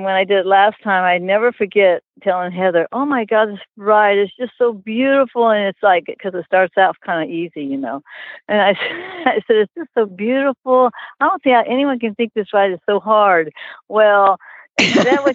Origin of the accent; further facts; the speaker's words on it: Florida, United States; we're from Florida